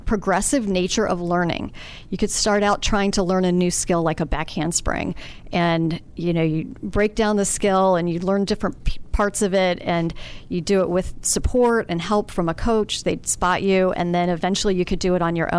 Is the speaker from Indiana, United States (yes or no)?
yes; Columbus, Indiana, United States; I grew up in Columbus, Indiana.